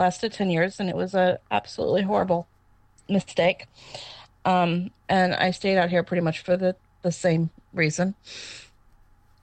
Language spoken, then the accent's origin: English; Southern Missouri, United States; moved away; Southern Missouri